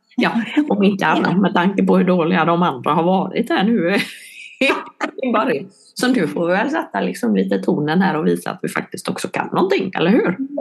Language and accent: Swedish; Vetlanda, Jönköping County, Sweden; now in Helsingborg, Sweden